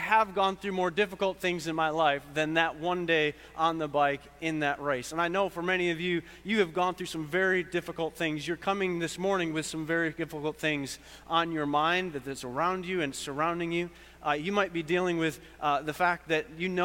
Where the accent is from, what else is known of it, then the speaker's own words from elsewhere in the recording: Buffalo, New York, United States; moved away; also born or lived in Clemson, South Carolina; I'm from Buffalo, New York.